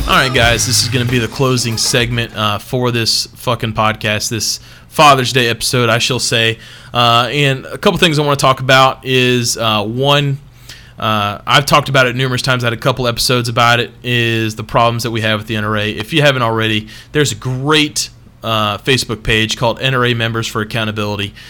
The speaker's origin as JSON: {"language": "English", "country": "United States", "tie": "born or raised there", "also_born_or_lived": "Alabama", "said": "Texas, my fucking home state."}